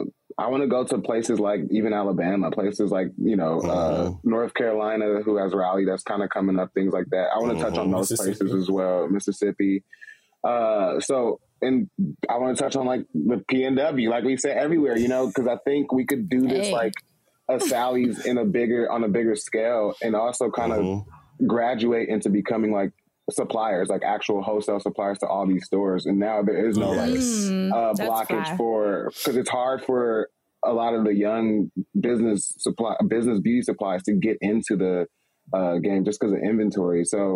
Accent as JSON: {"language": "English", "country": "Nigeria", "said": "I want to touch on Nigeria. I'm Nigerian."}